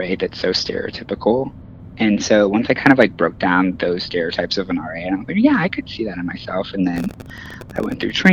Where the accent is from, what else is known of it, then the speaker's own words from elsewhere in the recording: Indiana, United States; now in New York City, United States; I mean, I moved there from Indiana, so just taking in New York City was like a dream of mine from beginning to end.